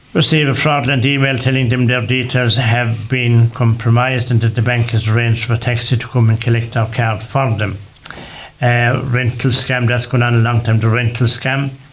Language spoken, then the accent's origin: English; Ireland; we are Irish, and we are Irish